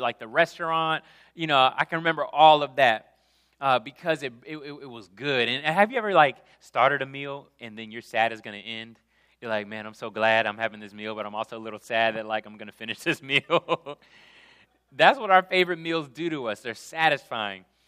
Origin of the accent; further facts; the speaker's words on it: Jackson, Mississippi, United States; moved away; I'm coming from Jackson, Mississippi